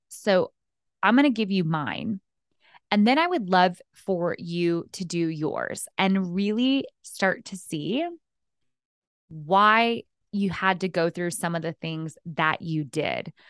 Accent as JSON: {"language": "English", "region": "Texas", "country": "United States", "tie": "born or raised there", "also_born_or_lived": "New York City", "moved": "as an adult", "lives_now": "Los Angeles, United States", "said": "Before L A, I lived in New York and I grew up in Texas"}